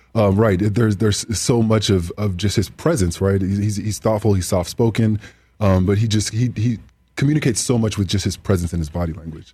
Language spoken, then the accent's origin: English; Southern California, United States; growing up in Southern Southern California